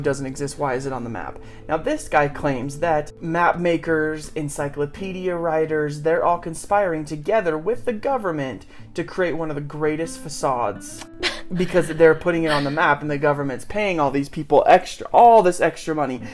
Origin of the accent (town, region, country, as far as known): Pocatello, Idaho, United States